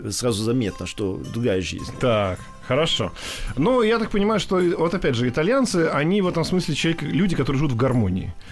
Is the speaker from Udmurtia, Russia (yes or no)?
no; Novosibirsk, Novosibirsk Oblast, Russia; как я, выросший в Новосибирске, это Сибирь далеко